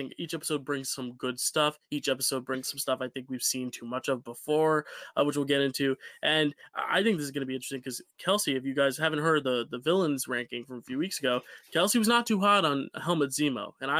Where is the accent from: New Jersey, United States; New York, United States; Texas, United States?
New Jersey, United States; I'm from Joysy, and it's like, no, we don't say that.